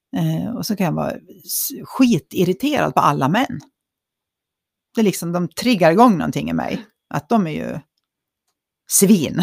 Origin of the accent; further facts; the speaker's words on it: Dalarna County, Sweden; Vi är ju från Dalarna